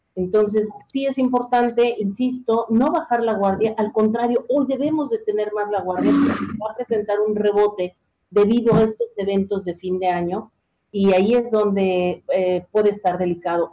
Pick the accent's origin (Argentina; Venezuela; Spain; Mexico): Mexico; somos los mexicanos